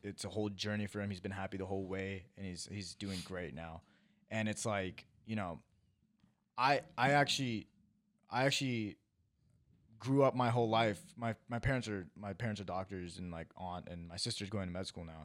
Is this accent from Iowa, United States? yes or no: yes; Iowa, United States; now in California, United States; I am a kid who was born and raised in Iowa, moved to California, and is now a TikToker.